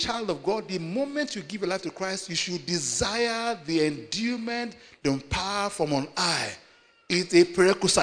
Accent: Nigeria; I come from Nigeria

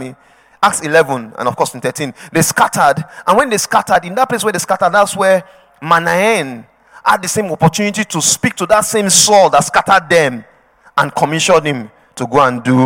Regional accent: Edo, Nigeria; moved away; I'm from Edo State.

